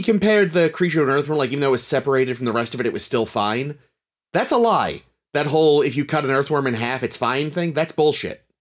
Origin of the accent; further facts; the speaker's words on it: Northeast, United States; we're from the Northeast